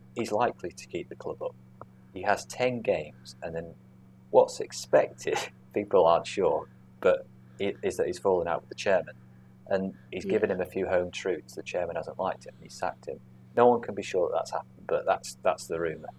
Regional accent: Cheshire, North West England, United Kingdom; growing up in Cheshire

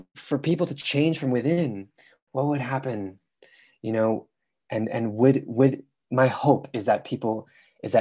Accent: San Francisco, California, United States; moved away as an adult; also born or lived in London; I grew up in San Francisco

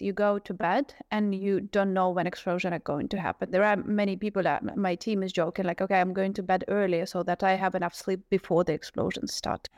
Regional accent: Kharkiv, Kharkiv Oblast, Ukraine; now in Kyiv, Ukraine; as a person born and raised in Kharkiv

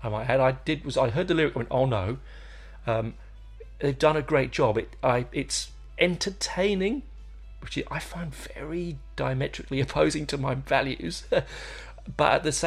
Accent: England, United Kingdom; I do show my heritage there. I'm an Englishman.

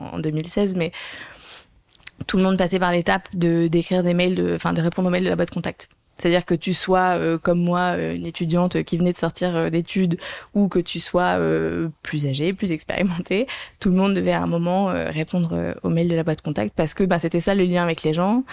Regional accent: Monaco; also born or lived in London; je viens de Monaco

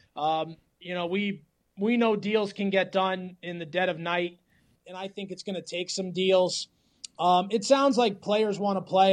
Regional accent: Florida, United States; I'm from Florida

